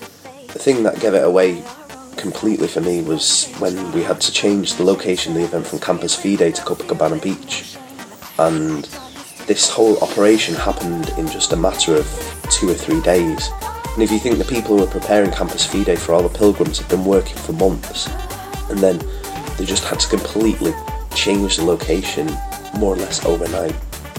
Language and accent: English; United Kingdom; I'm 19 and I'm from the United Kingdom.